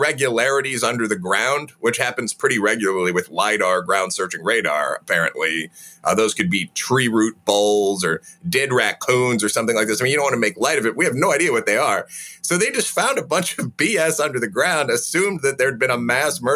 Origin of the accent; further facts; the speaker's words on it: Chicago, Illinois, United States; I'm from Chicago myself